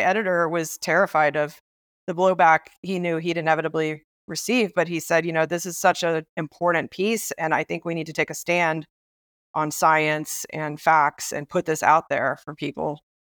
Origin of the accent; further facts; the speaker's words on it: Biloxi, Mississippi, United States; now in Brooklyn, United States; I grew up in Mississippi